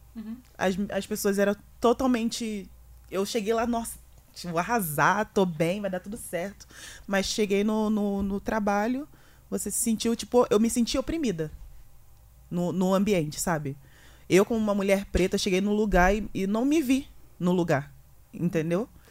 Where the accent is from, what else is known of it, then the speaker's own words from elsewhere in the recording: Rio de Janeiro, Brazil; moved away as an adult; now in São Paulo, Brazil; Eu sou do Rio de Janeiro, onde eu moro não tem praia